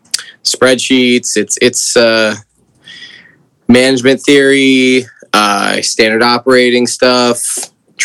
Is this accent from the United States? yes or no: yes; Tucson, Arizona, United States; moved away as an adult; also born or lived in New York; I'm originally from Tucson, Arizona.